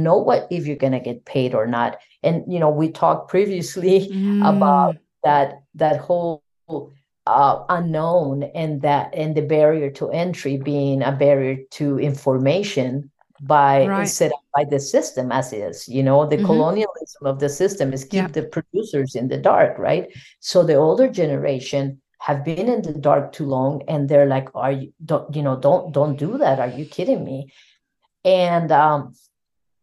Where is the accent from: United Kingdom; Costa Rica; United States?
Costa Rica; I'm from Costa Rica